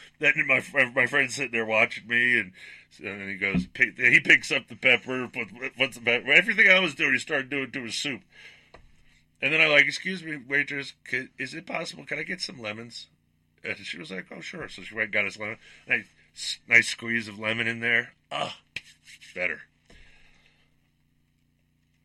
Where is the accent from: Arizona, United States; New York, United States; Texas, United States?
New York, United States; moved away as an adult; I grew up in New York at a time where food was at its peak